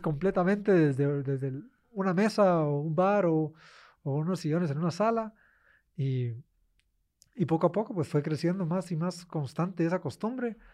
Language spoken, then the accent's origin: Spanish; Guatemala; moved away as an adult; yo como guatemalteco en el extranjero